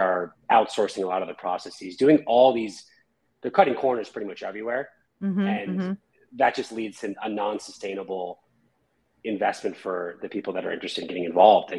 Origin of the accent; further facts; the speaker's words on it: the Catskills, upstate New York, United States; moved away as an adult; now in Los Angeles, United States; So I'm from the Catskills in a small town in New York. Moved out to LA about 12 years ago.